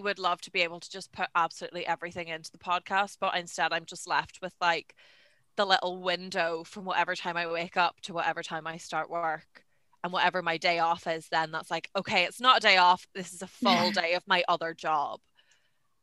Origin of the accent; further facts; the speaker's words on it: Ireland; moved away as an adult; also born or lived in Belfast, Northern Ireland; I am from Donegal in the Republic of Ireland, but then I came to Belfast in Northern Ireland for university